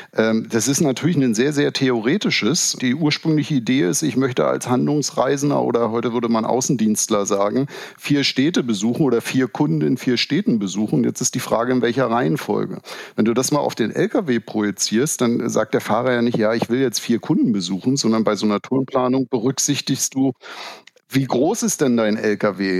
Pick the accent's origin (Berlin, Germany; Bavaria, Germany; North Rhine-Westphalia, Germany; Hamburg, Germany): Berlin, Germany; also born or lived in Bremen; wenn man als Berliner viele Jahre nach Karlsruhe gependelt ist